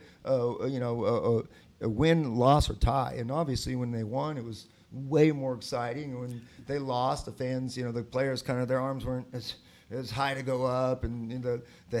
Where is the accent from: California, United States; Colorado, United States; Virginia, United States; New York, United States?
California, United States; San Diego; moved away as an adult; now in Columbus, United States; I'm from San Diego